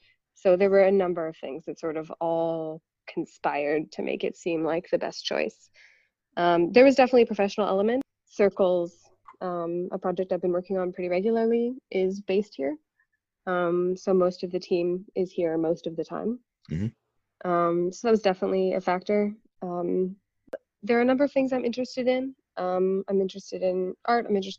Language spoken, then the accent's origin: English; Canada; moved away as an adult; also born or lived in Toronto; now in Berlin, Germany; I'm from Canada originally. So I lived in Toronto for a long time, and now I live in Berlin, Germany.